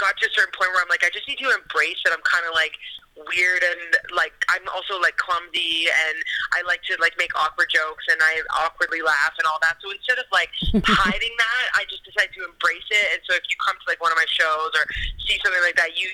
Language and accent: English; Cambridge, Ontario, Canada; now in Toronto, Canada; I was actually born in Cambridge, Ontario. I grew up in Cambridge, and then I moved to Toronto